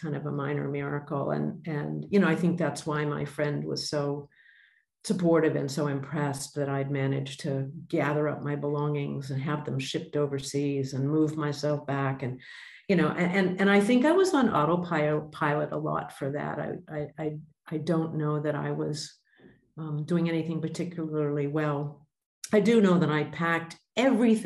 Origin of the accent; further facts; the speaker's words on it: Boston, Massachusetts, United States; moved away as an adult; also born or lived in Indonesia; now in Australia; I was born in Boston